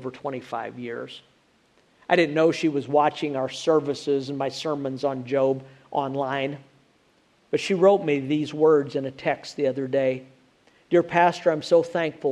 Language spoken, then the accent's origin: English; Illinois, United States; now in Alabama, United States; I grew up in Illinois, where there are supposed to be four seasons. Now I live in Alabama